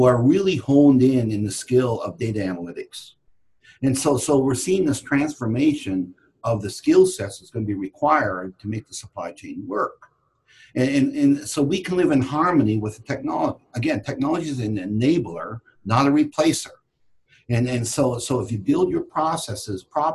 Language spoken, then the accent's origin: English; Canada; moved away as an adult; now in United States; I was born and raised in Canada and moved to the United States in 93